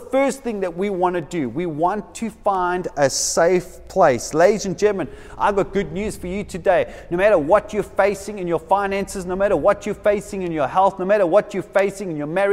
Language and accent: English; Durban, KwaZulu-Natal, South Africa; now in Cape Town, South Africa; I come from Durban. For some of you who didn't know that, I come from Durban.